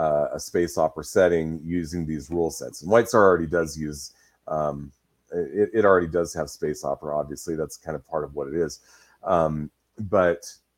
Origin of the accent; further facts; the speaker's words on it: Pacific Northwest, United States; Pacific Northwest on that one, which is where I live, so I've blown up my hometown and surrounding area.